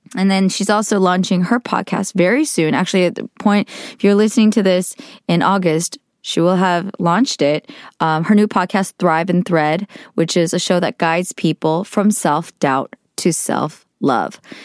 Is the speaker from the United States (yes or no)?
yes; Bay Area, California, United States; growing up in the Bay Area